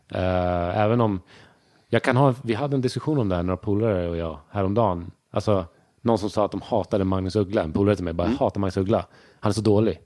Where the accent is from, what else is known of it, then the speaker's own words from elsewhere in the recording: Sweden; jag är uppväxt i Sverige. Jag, jag, känner inte att jag har så mycket brytning så här